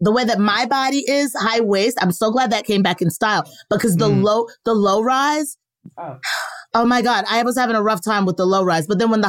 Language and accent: English; the South, United States; I'm from the South